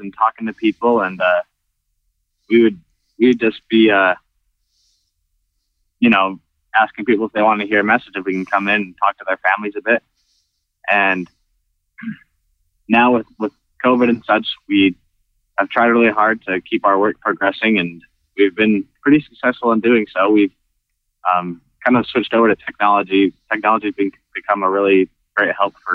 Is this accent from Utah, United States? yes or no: yes; Magna, Utah, United States; moved away as an adult; now in Camden, United States; I'm from Salt Lake City, Utah, a little town called Magna